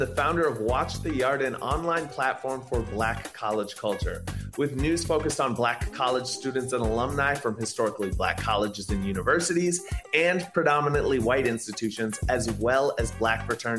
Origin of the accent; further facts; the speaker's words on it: Minneapolis, Minnesota, United States; I'm from South Minneapolis. I grew up in a very diverse neighborhood.